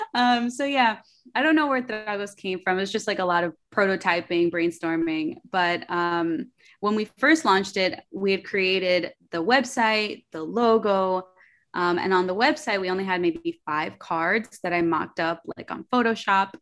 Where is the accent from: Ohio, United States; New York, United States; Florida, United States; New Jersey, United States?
New York, United States; New York City; English is a second language; I was born in Queens, in New York, um, to a Colombian mother, Dominican father, and I grew up very artistic